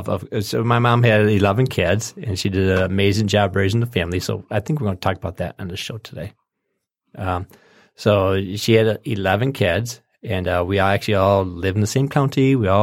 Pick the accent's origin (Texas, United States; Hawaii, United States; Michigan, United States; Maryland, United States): Michigan, United States; Lake Orion; we grew up in Lake Orion, or we lived in Lake Orion for a while there, and they built this the GM plant pretty close to our house.